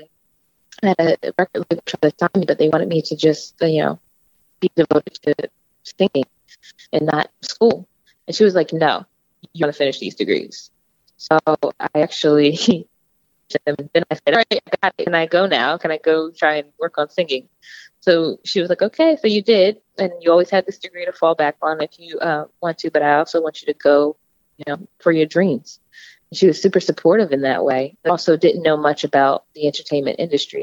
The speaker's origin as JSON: {"language": "English", "town": "Seaford", "region": "Delaware", "country": "United States", "also_born_or_lived": "Philadelphia, Pennsylvania", "said": "I'm from Seaford, Delaware"}